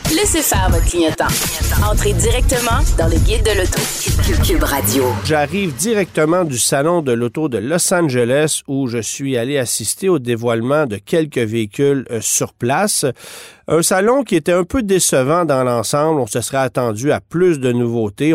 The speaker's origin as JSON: {"language": "French", "country": "Canada", "said": "chez nous au Canada"}